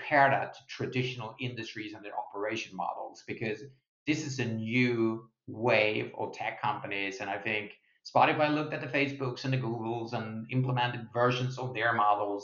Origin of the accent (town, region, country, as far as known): Sweden; now in United States